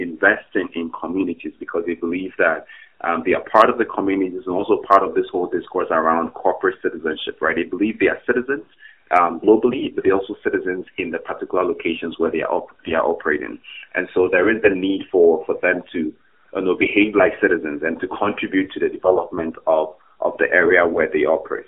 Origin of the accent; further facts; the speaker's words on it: Ghana; moved away as an adult; now in Canada; I'm originally from Ghana